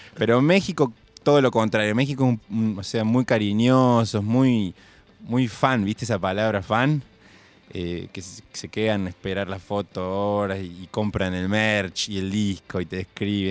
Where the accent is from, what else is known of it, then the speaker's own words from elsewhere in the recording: Córdoba, Argentina; also born or lived in Buenos Aires; soy cordobés